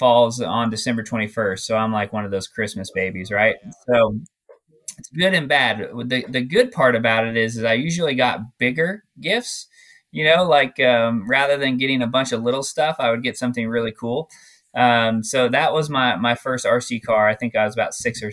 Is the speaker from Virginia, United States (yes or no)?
no; Glendale, Arizona, United States; growing up in Glendale, Arizona